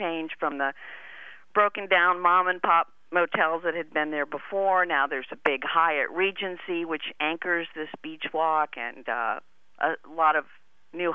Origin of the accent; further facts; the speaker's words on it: Madison, Wisconsin, United States; my hometown of Madison, Wisconsin